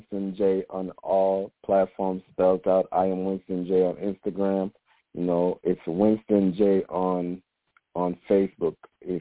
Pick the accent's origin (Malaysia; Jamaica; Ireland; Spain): Jamaica; now in Atlanta, United States; I'm from Jamaica, man. Same catch in Jamaica, but I'm here in Atlanta, Georgia